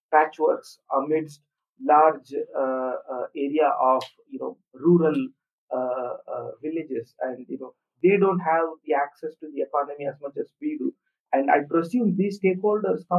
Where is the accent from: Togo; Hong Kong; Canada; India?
India; I am emailing from India and I'm Indian myself